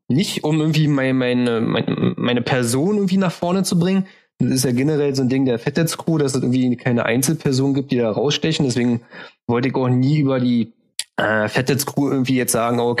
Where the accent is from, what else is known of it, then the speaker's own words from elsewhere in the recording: Berlin, Germany; Ich finde immer, also wir sind Berliner.